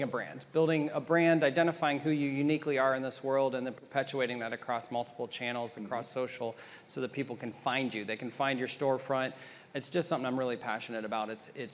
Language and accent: English; Columbus, Ohio, United States; so I'm from Ohio. Grew up in Columbus, Ohio, right 2 miles north of Ohio State campus.